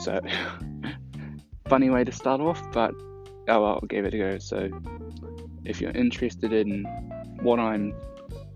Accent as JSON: {"language": "English", "country": "New Zealand", "said": "I'm from New Zealand, and this is a nice country to live"}